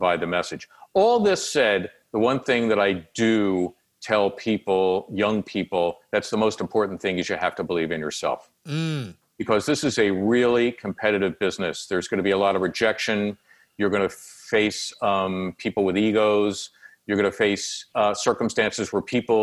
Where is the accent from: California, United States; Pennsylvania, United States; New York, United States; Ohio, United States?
Pennsylvania, United States; Philadelphia; the kid growing up in Northeast Philly